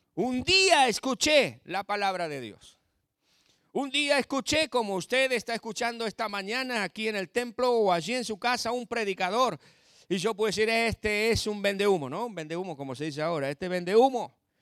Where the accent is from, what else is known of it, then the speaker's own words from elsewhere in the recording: southern Buenos Aires Province, Argentina; now in La Pampa, Argentina; soy nacido en la provincia de Buenos Aires, al sur de la provincia de Buenos Aires, nada que ver con, con el AMBA ni con la capital federal, no soy porteño, soy campesino, y hace 34 años, 35 que estoy en La Pampa